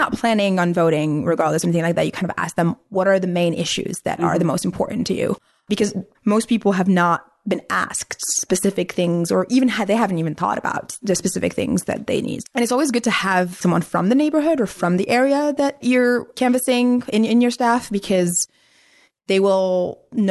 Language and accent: English; Algeria; English is a second language; now in United States; So I'm from Algeria. I actually have a green card, but so I can't vote.